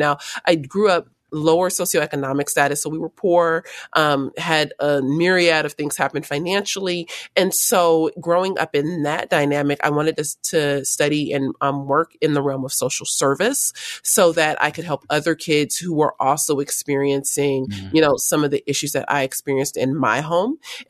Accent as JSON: {"language": "English", "town": "Los Angeles", "region": "California", "country": "United States", "tie": "born or raised there", "also_born_or_lived": "San Fernando Valley", "said": "Well, I was born and raised in South Los Angeles, and I was there until I was about 15, 16, and then moved up about 45 minutes north of LA to the San Fernando Valley area."}